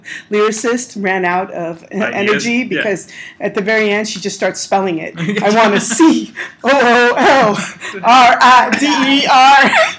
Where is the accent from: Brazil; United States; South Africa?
United States; Los Angeles, California; so I grew up in North Hollywood